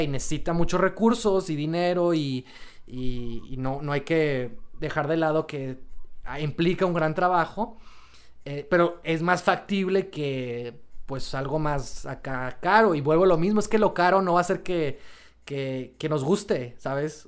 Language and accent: Spanish; Mexico; nosotros como sociedad mexicana